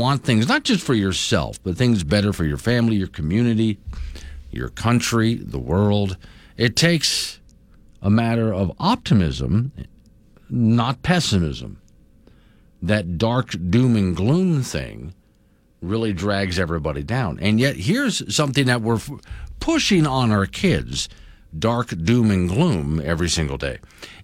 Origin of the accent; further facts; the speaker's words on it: Sanibel, Florida, United States; now in Wyoming, United States; my hometown of Sanibel, Captiva Islands